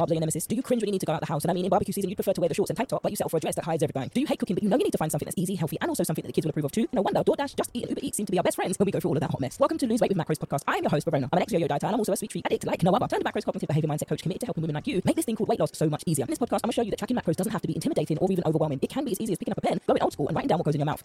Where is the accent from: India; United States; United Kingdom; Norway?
United Kingdom; accent: British; with my Brits accent